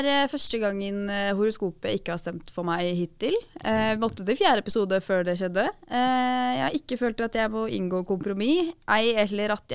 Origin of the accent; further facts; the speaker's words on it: Drammen, Buskerud, Norway; Men jeg er fra Drammen, ja.